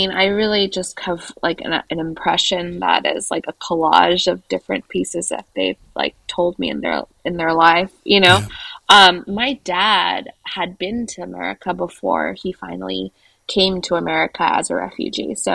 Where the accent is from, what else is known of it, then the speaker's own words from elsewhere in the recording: San Francisco, California, United States; born there; I was born in San Francisco.